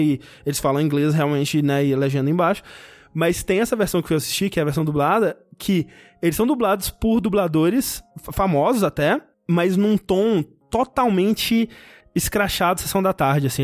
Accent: interior of Minas Gerais, Brazil; eu nasci no interior de Minas Gerais

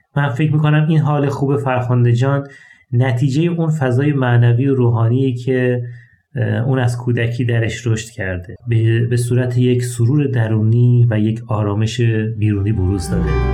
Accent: Ahvaz, Khuzestan, Iran; در شهر اهواز یکی از گرمترین شهرهای ایران

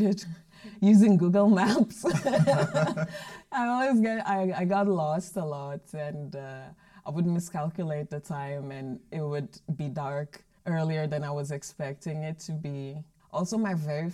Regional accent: Guinea-Bissau; moved away as an adult; now in Malmö, Sweden; I'm doing my master's in communication for development, and I'm from Guinea-Bissau

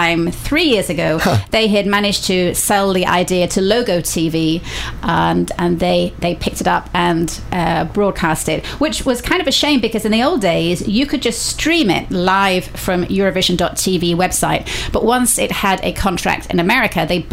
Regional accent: Preston, North West England, United Kingdom; The northwest of England, a town called Preston in Lancashire.

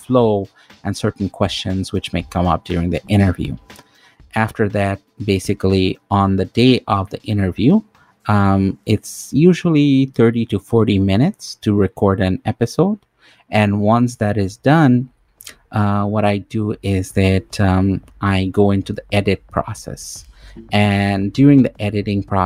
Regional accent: Toronto, Ontario, Canada; I'm from Toronto, Canada

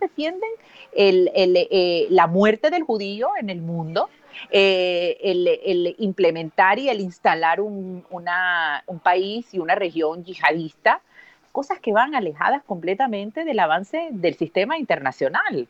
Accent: Venezuela; moved away as an adult; now in Israel; soy venezolana de, vida, de nacimiento, de estudios, estudié periodismo en la Universidad Central de Venezuela y soy israelí, tengo 10 años viviendo en Israel

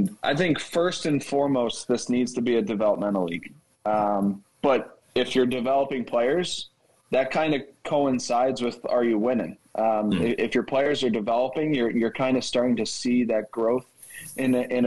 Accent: Philadelphia, Pennsylvania, United States; moved away; I grew up in Philly, so I was a Flyers fan

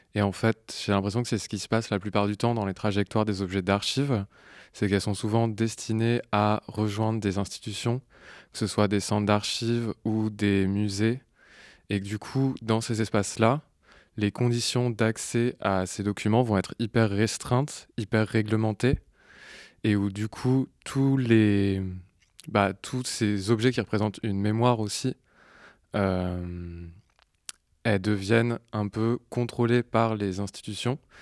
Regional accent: Normandy, France; now in Marseille, France; je suis arrivé à Marseille alors que je venais de Normandie, où j'étais né, j'avais grandi

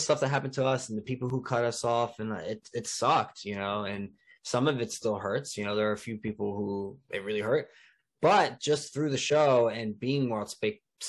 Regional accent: New Jersey, United States; moved away; my home state

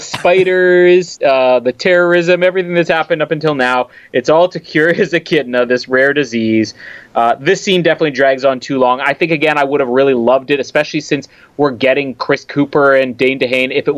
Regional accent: Canada; as a Canadian

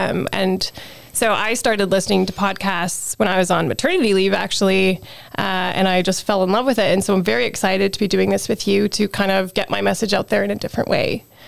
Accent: Calgary, Alberta, Canada; moved away as an adult; now in Edmonton, Canada; I live in the Edmonton region, but I grew up in Calgary

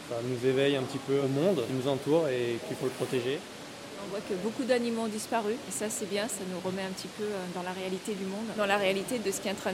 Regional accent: Marseille, Provence-Alpes-Côte d'Azur, France; born there; Déjà c'est un musée assez historique qui est là depuis que moi je suis tout petit, je suis né à Marseille, donc du coup euh, la culture marseillaise c'est un lieu incontournable pour moi.

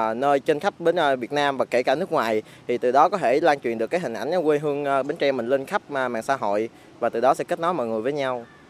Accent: Bến Tre, Vietnam; cái nét đặc biệt riêng của Bến Tre mình

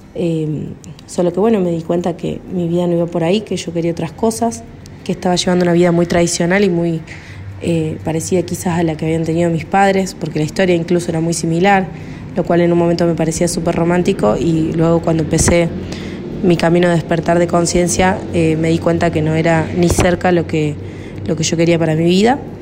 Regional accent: Córdoba, Argentina; soy de Córdoba, Argentina

